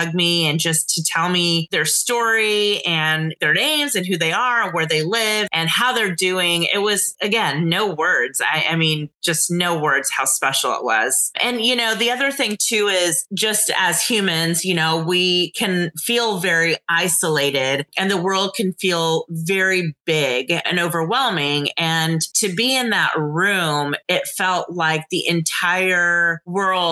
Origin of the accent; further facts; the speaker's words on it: Dallas, Texas, United States; moved away; I'm originally from Dallas. So for me, it was really exciting that the World Conference was being held in my hometown. And so I was excited to be able to come home